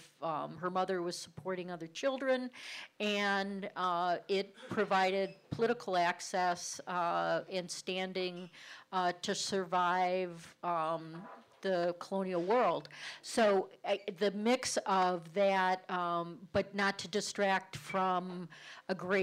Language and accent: English; Cleveland, Ohio, United States; accent: Cleveland; my Cleveland accent